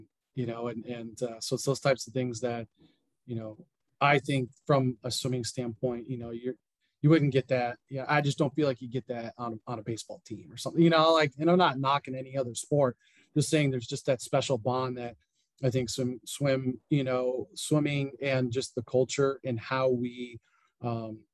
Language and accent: English; South Bend, Indiana, United States; also born or lived in Chicago; now in Crawfordsville, United States; I'd born and raised in Indiana, went to IU.